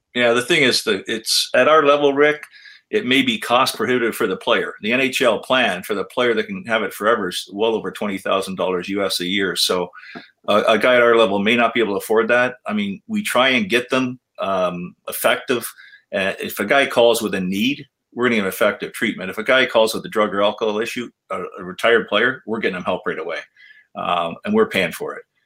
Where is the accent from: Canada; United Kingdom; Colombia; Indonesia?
Canada; I'm a Canadian.